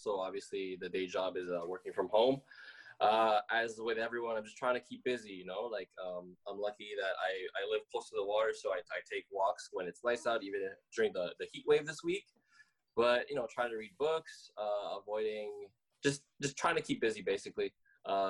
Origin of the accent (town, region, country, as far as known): Montreal, Quebec, Canada; born or raised there; also born or lived in Philippines / Toronto